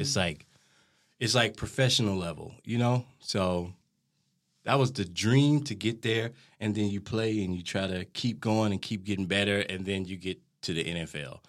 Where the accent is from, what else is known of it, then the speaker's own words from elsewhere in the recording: Tyler, Texas, United States; now in Denmark; I'm from Texas, from Tyler, Texas. I was born and raised there